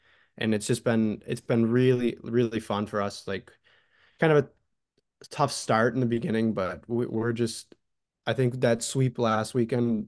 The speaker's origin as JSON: {"language": "English", "town": "Hamburg", "region": "New York", "country": "United States", "tie": "born or raised there", "moved": "as an adult", "lives_now": "Bowling Green, United States", "said": "I grew up in Hamburg, which was, it's a big town"}